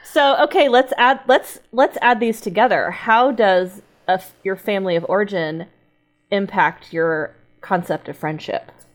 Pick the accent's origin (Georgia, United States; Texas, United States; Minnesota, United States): Texas, United States; I grew up in Texas